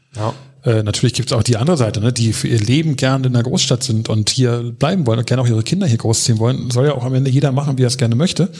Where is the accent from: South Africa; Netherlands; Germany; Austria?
Germany; Berlin; Ich bin hier in Lichtenberg geboren und äh, bin mit drei Jahren sind wir ein bisschen an den Stadtrand gezogen, nach Hellersdorf